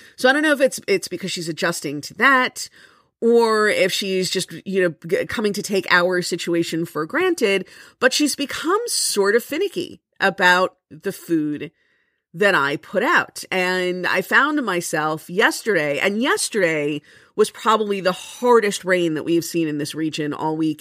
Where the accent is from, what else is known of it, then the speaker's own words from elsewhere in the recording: Florida, United States; now in Jersey City, United States; I am from Florida